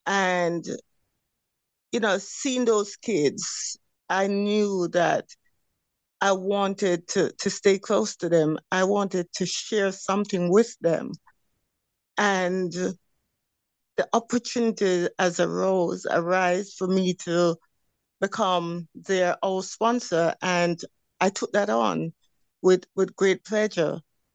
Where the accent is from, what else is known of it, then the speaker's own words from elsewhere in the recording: Jamaica; But growing up in Jamaica, it gives you a consistency in saying, okay, I want to do this, I want to do that.